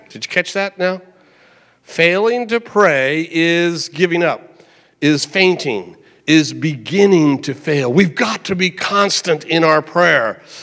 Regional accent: United States; as an American

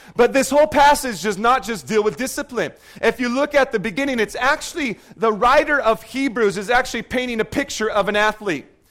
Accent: Seattle, Washington, United States; moved away; I grew up in Seattle, so they're still the Supersonics to me

